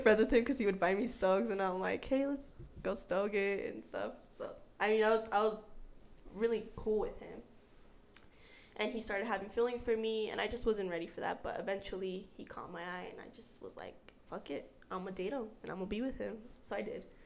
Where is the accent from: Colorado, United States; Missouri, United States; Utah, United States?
Utah, United States; also born or lived in San Diego, California / Guerrero, Mexico (family); so I am from California, San Diego, uh, but I was raised here in Utah